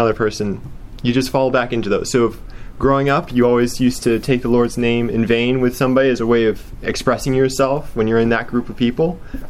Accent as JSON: {"language": "English", "region": "Alabama", "country": "United States", "accent": "southern", "moved": "yes", "lives_now": "Atlanta, United States", "said": "When I go back to Alabama, my southern accent comes out a little bit"}